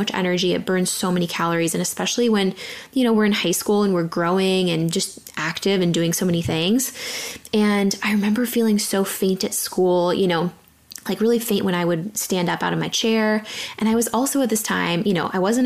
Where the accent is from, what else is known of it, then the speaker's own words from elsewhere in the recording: San Diego, California, United States; I grew up in San Diego, super athletic kid, playing volleyball